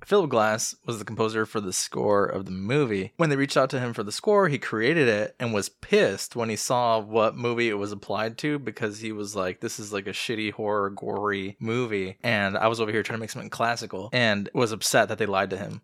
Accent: Chicago, Illinois, United States; we're obviously from Chicago

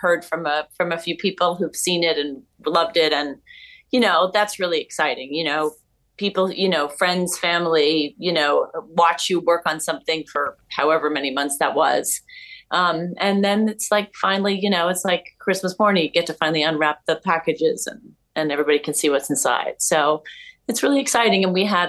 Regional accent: New York City, New York, United States; I grew up in New York. I'm from New York

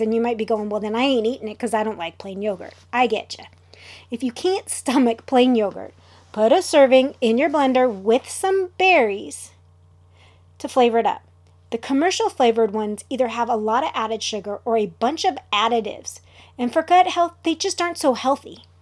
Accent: Southern California, United States; I'm from Southern California

